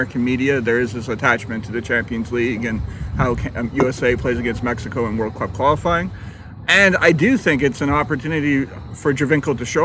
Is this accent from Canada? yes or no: yes; Canada; as a Canadian